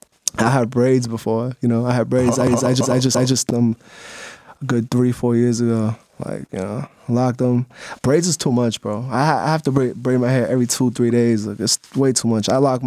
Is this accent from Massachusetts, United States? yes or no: yes; Lynn, Massachusetts, United States; It was a typical, you know, we're from Ling, Mass. I'm from Ling, Mass. Like, typical.